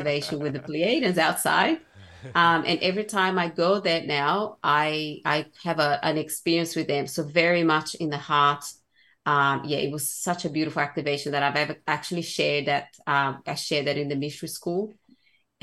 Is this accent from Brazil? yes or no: yes; Brazil; growing up in Brazil